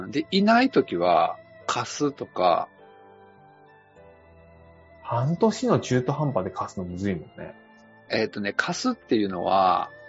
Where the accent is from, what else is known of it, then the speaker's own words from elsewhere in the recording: Kanazawa, Ishikawa, Japan; moved away; 金沢で過ごして